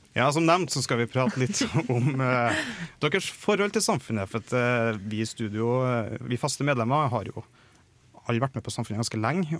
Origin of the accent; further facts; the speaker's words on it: Trøndelag, Norway; jeg er trønder